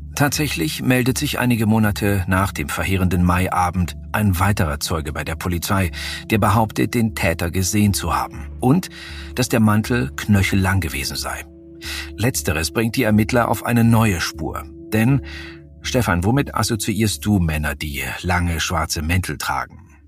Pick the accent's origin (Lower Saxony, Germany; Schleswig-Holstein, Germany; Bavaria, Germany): Bavaria, Germany; Munich; hier in meiner Heimatstadt München